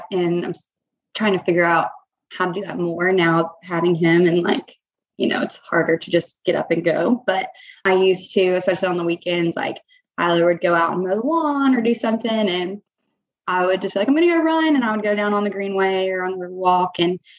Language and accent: English; Chattanooga, Tennessee, United States; now in Augusta, United States; so I'm not from the Augusta area. I'm actually from Chattanooga, Tennessee.